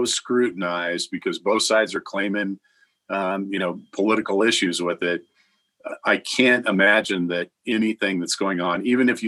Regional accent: Iowa, United States; I'm from Iowa originally

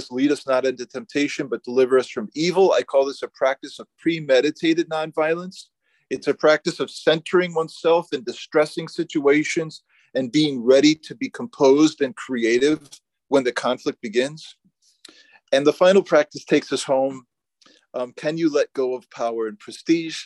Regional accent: United States; as a American

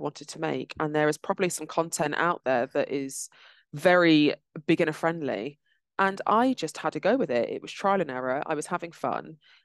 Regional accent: London, United Kingdom; now in Midlands, United Kingdom; I'm originally from London and now based in the Midlands.

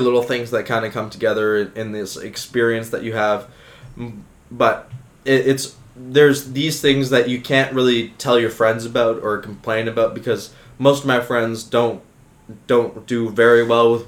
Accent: Richmond Hill, Ontario, Canada; North of the city, Richmond Hill

